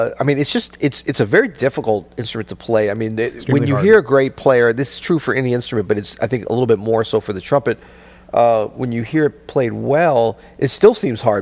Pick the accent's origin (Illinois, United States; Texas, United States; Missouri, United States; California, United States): Missouri, United States; St. Louis; also born or lived in New York / New Orleans; we're both from St. Louis, or both grew up in St. Louis and live here now